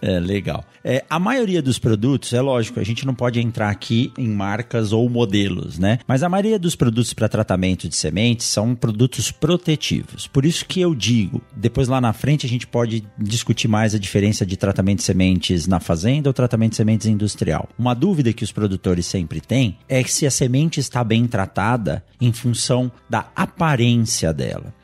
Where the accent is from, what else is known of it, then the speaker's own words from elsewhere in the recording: São Paulo, Brazil; now in Sinop, Brazil; hoje eu moro em Sinop, mas nasci em São Paulo